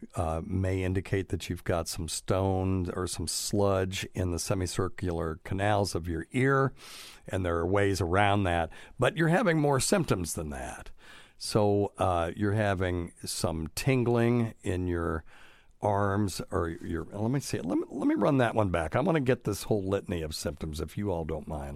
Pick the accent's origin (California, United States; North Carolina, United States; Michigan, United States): North Carolina, United States; moved away as an adult; now in Tennessee, United States; I'm from North Kakalaki